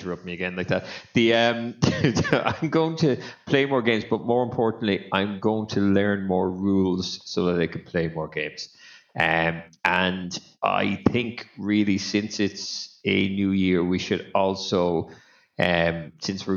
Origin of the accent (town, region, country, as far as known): Ireland